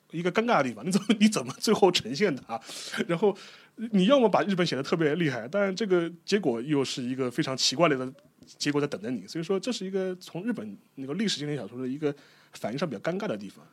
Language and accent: Chinese; China; 我们中国人